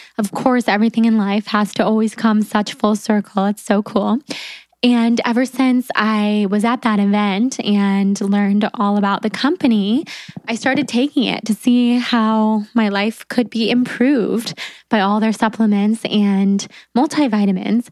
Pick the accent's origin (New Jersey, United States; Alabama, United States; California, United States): California, United States; Sacramento; I was from Sacramento